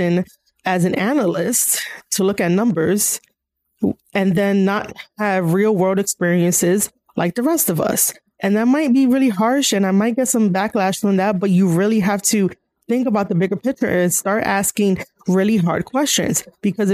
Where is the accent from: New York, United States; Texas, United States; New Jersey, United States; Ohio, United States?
New York, United States; here in New York, because I'm from New York